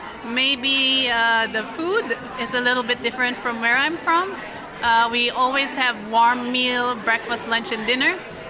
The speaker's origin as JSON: {"language": "English", "country": "Philippines", "lives_now": "Netherlands", "said": "I'm from the Philippines."}